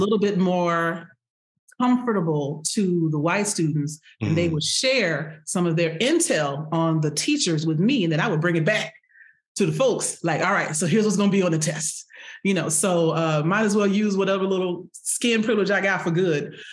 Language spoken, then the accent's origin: English; Houston, Texas, United States; born and raised in Houston, Texas.